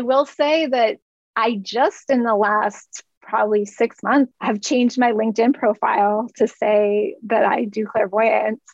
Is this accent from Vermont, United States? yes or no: yes; Vermont, United States; I grew up on the East Coast uh, in Vermont